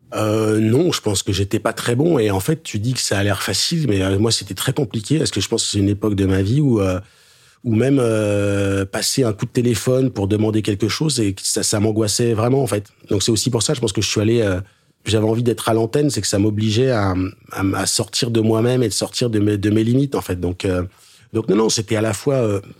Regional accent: Le Pré-Saint-Gervais, Île-de-France, France; also born or lived in Haute-Savoie; Je viens du 9-3, Seine-Saint-Denis, donc banlieue parisienne. Je suis né et j'ai vécu dans une petite commune qui s'appelle le Pré-Saint-Gervais

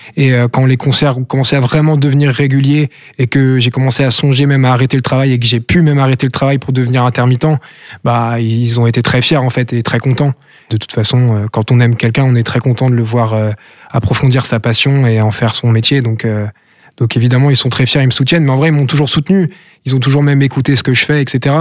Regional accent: Brest, Brittany, France; je me considère plus comme brestois que comme breton

